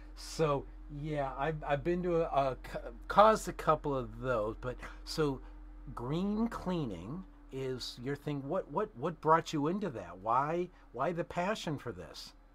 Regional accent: Chicago, Illinois, United States; moved away as an adult; also born or lived in Bloomingdale, Illinois; now in California, United States; I am a South Chicago native.

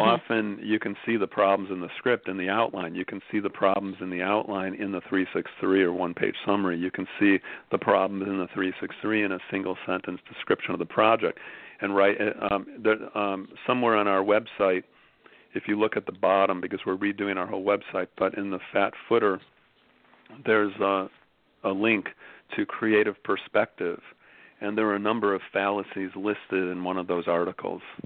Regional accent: Chicago, Illinois, United States; moved away as an adult; now in Venice, Los Angeles, United States; I'm from Chicago, uh, knew my precinct captain growing up

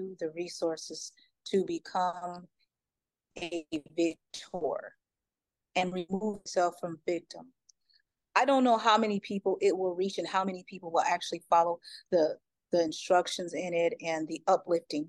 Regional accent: Cincinnati, Ohio, United States; I'm from Ohio, by the way, Cincinnati

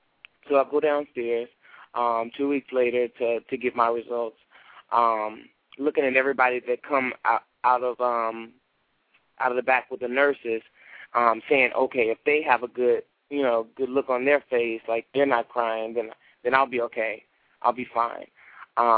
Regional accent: Chicago, Illinois, United States; Okay, I grew up in on the south side of Chicago, and I had a rough childhood because my community wasn't one of the best communities.

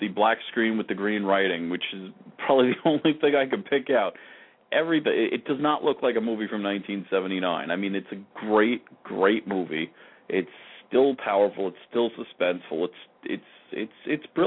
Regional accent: Long Island, New York, United States; I grew up in Long Island

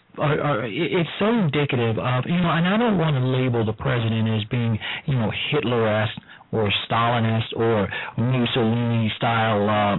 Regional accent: Chicago, Illinois, United States; I am a native of Chicago, and I was there during that time

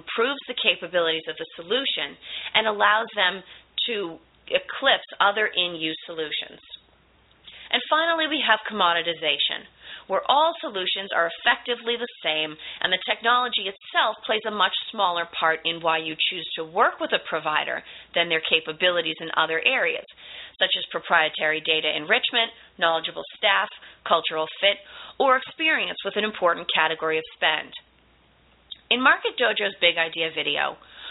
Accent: Boston, Massachusetts, United States; I'm from the Boston area, which means I am also a native fast speaker

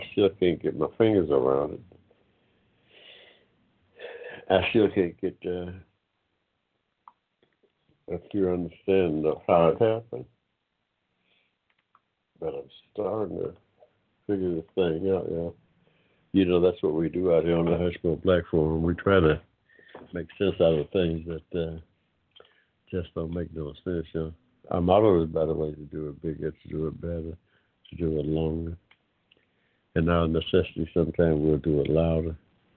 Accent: United States; I'm of African descent, but I'm an American.

